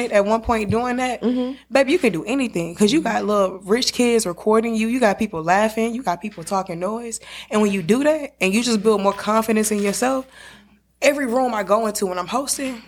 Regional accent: Houston, Texas, United States; moved away as an adult; also born or lived in Atlanta, Georgia; now in Jackson, United States; I'm from the biggest state in the South. I'm from Texas

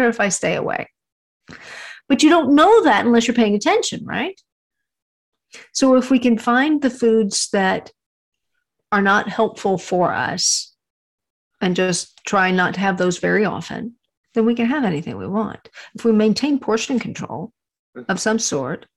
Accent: Texas, United States; I'm from Texas. And my grandparents had a ranch.

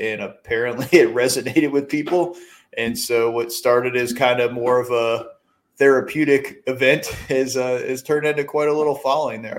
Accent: upstate New York, United States; moved away as an adult; I got my start uh, in my hometown in upstate New York as a volunteer

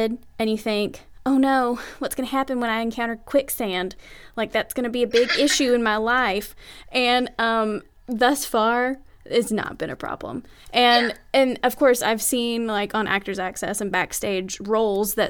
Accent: the South, Southern United States, United States; growing up in Southern Christian homes

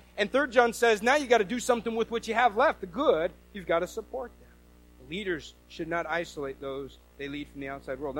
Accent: the Northwest, Pacific Northwest, United States; I'm from the Northwest and we don't have any kind of accent.

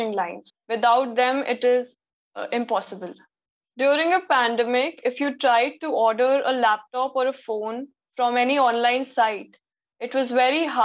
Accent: Lucknow, Uttar Pradesh, India; I go to GD Goenka Public School, Lucknow, and I'm from India.

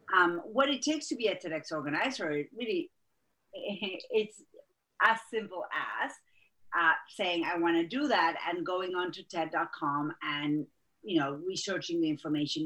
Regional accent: Argentina; accent: Argentine; English is a second language; moved away as an adult; now in United States; I am from Argentina. That's where my accent is from.

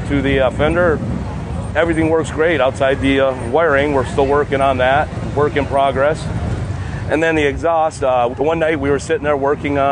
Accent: Browndale, Pennsylvania, United States; I'm from Browndale, Pennsylvania.

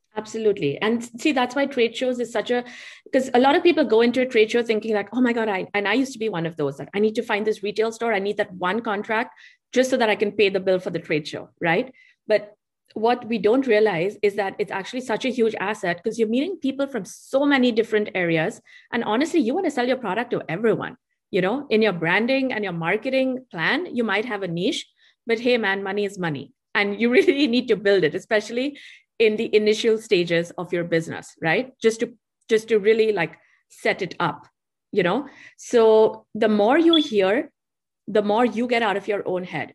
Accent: Mumbai, Maharashtra, India; accent: Indian; moved away; I grew up in Bombay, which is a very busy city.

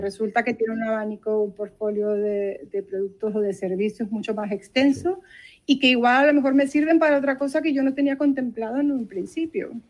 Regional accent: Venezuela; moved away as an adult; now in Barcelona, Spain; en Venezuela, que es de donde yo soy

